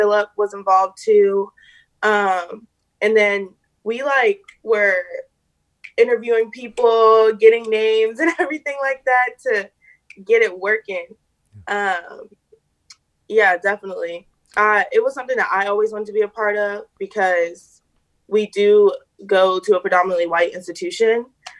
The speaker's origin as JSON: {"language": "English", "area": "the D.C. area", "region": "Virginia", "country": "United States", "said": "I am from Virginia, the D.C. area."}